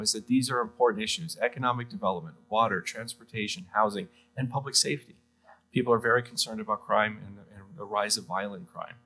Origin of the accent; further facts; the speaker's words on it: New York City, New York, United States; moved away as an adult; also born or lived in Arizona; now in Maricopa County, United States; I'm originally from New York City. I grew up in the city, used to take the subway to high school every single day